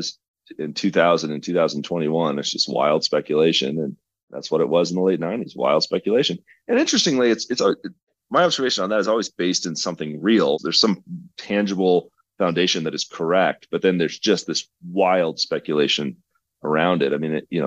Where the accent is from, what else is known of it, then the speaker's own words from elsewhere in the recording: Oklahoma, United States; now in Colorado, United States; Growing up in Oklahoma through the energy cycles